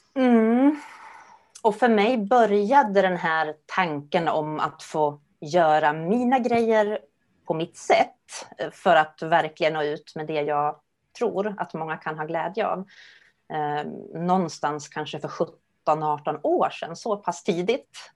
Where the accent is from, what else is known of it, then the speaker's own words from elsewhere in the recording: Gävle, Gävleborg County, Sweden; now in Stockholm, Sweden; Gävle är jag uppvuxen